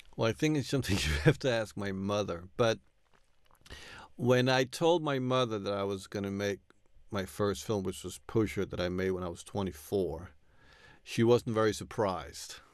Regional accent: New York, United States; I grew up in, you know, in the eighties in New York

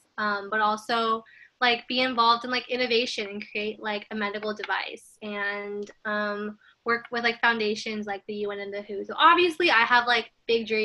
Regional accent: Houston, Texas, United States; also born or lived in Friendswood, Texas; I was born and raised in Houston

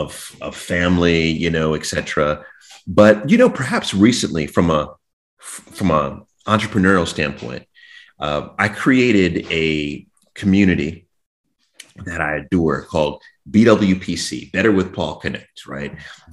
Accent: Jamaica; I had, you know, I'm Jamaican, you know, Caribbean.

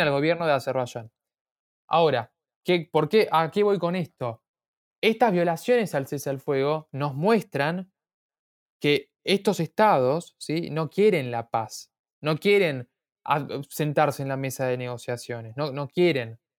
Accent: Argentina; nací en Argentina, eh, mis papás vinieron de Armenia hace 20 años

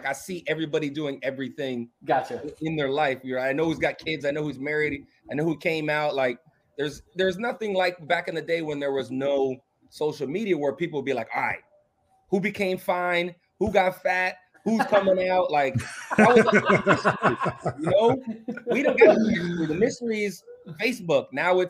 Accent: Bahamas; moved away; also born or lived in Palm Beach, United States; You know, I was from Bahamas, moved to Palm Beach. I like sun, and that's my thing, you know.

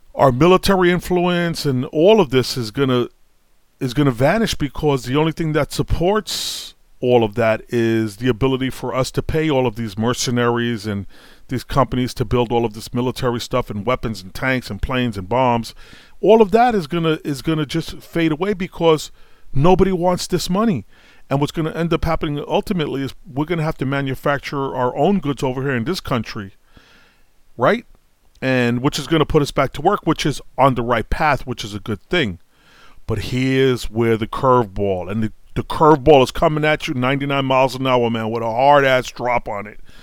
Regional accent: New York City, New York, United States; I grew up in Brooklyn

